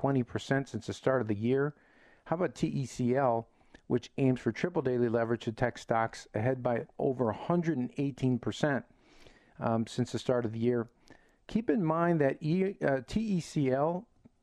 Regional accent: Chicago, Illinois, United States; I'm from Chicago

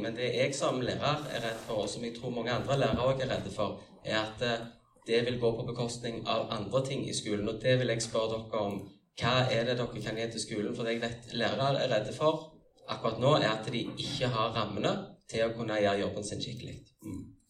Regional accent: Mosterøy, Rogaland, Norway; Jeg eh, er fra Mosterøy, jeg er født på Mosterøy

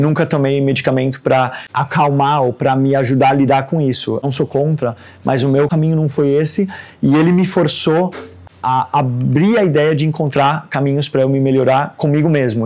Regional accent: Denmark; moved away as an adult; also born or lived in Brazil; now in Santos, Brazil; Nasci no Brasil e fui embora com 4 anos é, para Dinamarca. Sou de uma família de dinamarqueses e noruegueses que construíram família no Brasil

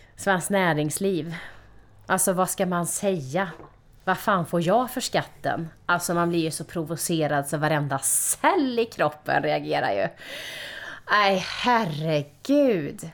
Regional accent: Karlstad, Värmland, Sweden; Jag är uppvuxen i Karlstad i ett medelklassområde

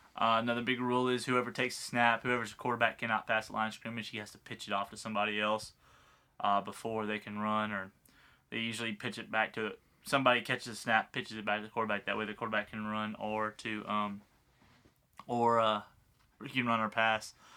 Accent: United States; I'm American

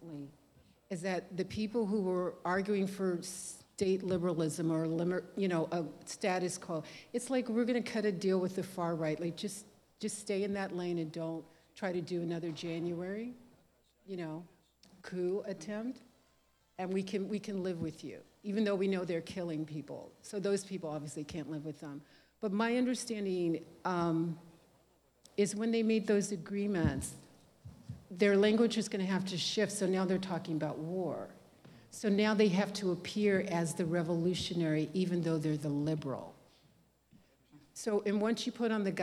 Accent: Texas, United States; when I was growing up in Texas

